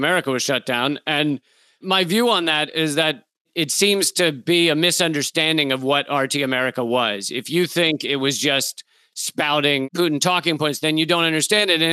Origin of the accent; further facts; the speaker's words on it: United States; because I'm American